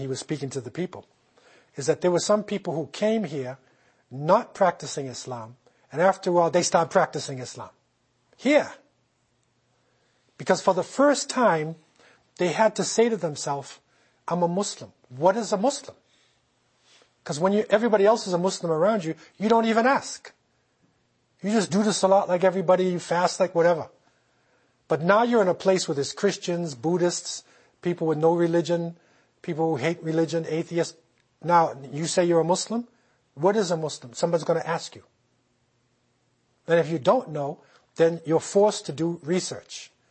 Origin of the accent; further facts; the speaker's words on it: United States; now in Canada; I came here myself. I'm not from Canada. I'm from the United States.